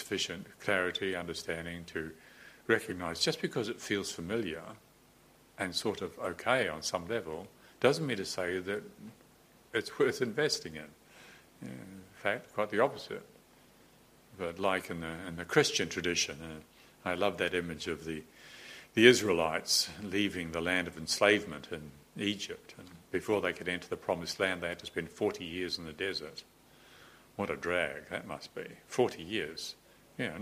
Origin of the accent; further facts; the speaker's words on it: New Zealand; moved away; growing up in New Zealand